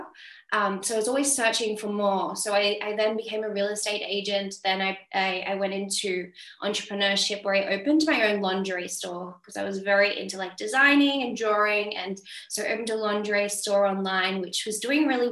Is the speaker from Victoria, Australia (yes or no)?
no; Sydney, New South Wales, Australia; moved away as an adult; now in Europe; I'm from Sydney, Australia. I grew up in St. George area